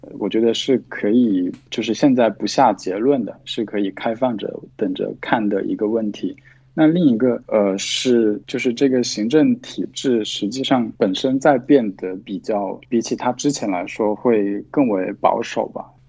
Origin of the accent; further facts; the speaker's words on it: South China, China; 那可是我我是在南方的农村长大的，我们是没有，就是我的父父母不是国企工人，就是如果按照那个身份来说的话，那是农民。那我们那里是没有水龙头的。